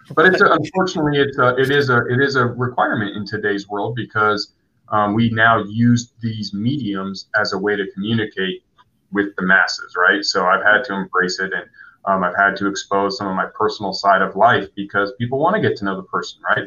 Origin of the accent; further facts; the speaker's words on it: San Diego, California, United States; I grew up here though, so this is home